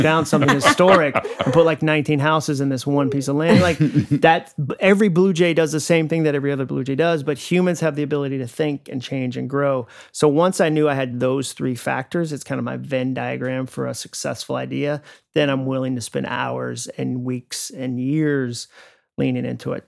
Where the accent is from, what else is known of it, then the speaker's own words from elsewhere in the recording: Massachusetts, United States; moved away as an adult; now in Franklin, Tennessee, United States; I grew up in Massachusetts. My family moved up there when I was six, so my formative years were in New England.